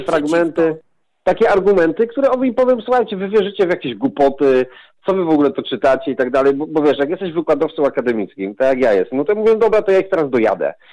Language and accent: Polish; southern Poland, Poland; pochodzę z południa Polski, jestem takim, można powiedzieć, prawie góralem.